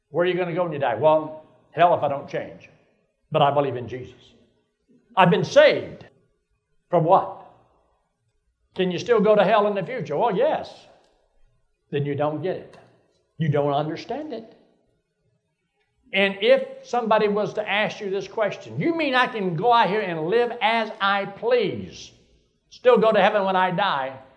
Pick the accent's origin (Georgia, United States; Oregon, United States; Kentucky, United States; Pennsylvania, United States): Georgia, United States; Athens; Well, I, was, I grew up in Athens, Georgia.